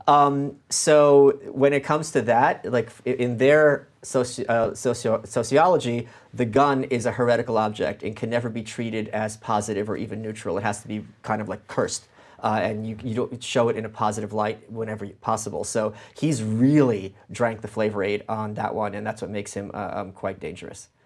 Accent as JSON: {"language": "English", "town": "New York City", "region": "New York", "country": "United States", "tie": "born or raised there", "also_born_or_lived": "Ukraine", "said": "I'm from Brooklyn. I'm an immigrant"}